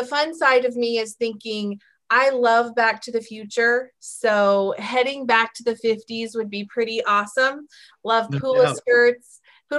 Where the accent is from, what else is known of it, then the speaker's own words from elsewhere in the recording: York, Nebraska, United States; growing up in York